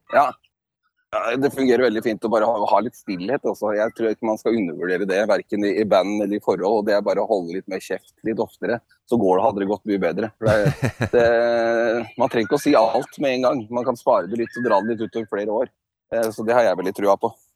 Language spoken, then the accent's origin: Norwegian; Beitostølen, Innlandet, Norway; moved away; vi er opprinnelig fra Valdres. Jeg er fra et ganske lite sted som heter Beitostølen